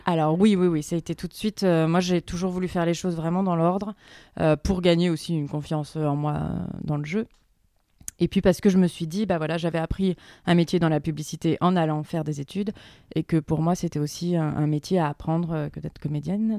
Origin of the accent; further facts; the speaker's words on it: Berry, Centre-Val de Loire, France; moved away; j'ai grandi dans le Berry